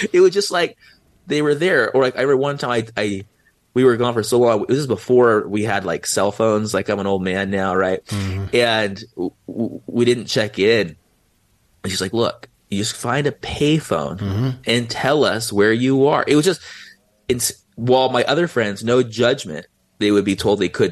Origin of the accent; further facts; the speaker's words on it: San Diego, California, United States; I was 16 and I'm from San Diego